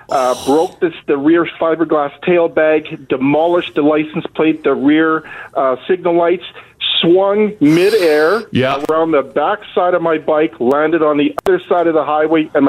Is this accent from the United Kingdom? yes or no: no; Winnipeg, Manitoba, Canada; I'm from Winnipeg